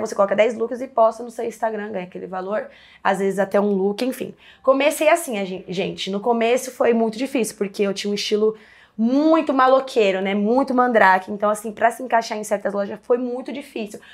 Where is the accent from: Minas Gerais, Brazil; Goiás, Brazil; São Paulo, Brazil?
São Paulo, Brazil; also born or lived in Pantanal; eu sou nascida e crescida aqui em São Paulo, mas eu sempre falei da Zona Leste, porque é onde a quebrada onde que eu cresci mesmo e sempre vivi